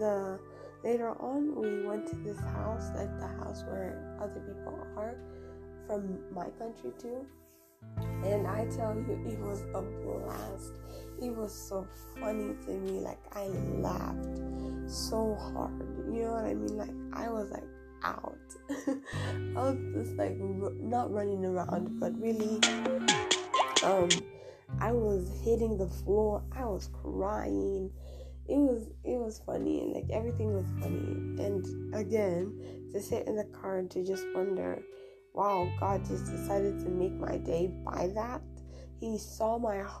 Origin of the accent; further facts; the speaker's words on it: Tanzania; moved away; I am from East Africa, Tanzania